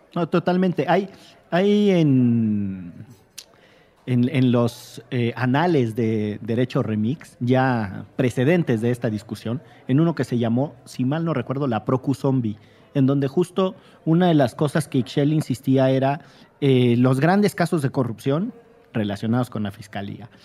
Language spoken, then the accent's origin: Spanish; Orizaba, Veracruz, Mexico; now in Mexico City, Mexico; yo soy oriundo de Orizaba, Veracruz